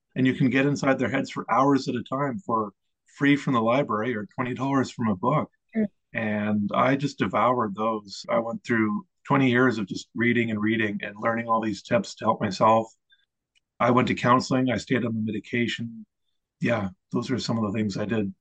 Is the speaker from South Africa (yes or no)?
no; Eastern Canada, Canada; I grew up in Eastern Canada on the seashore in a small town